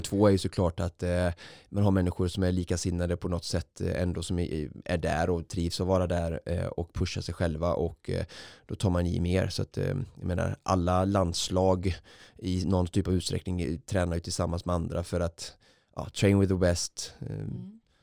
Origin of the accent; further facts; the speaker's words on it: Vårgårda, Västra Götaland, Sweden; på fotbollsträning i, i Vårgårda där jag kommer ifrån